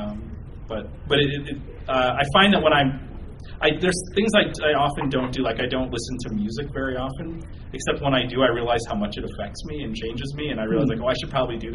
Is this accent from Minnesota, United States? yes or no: yes; southern Minnesota, United States; I'm from a relatively small town, about 16,000 people in southern Minnesota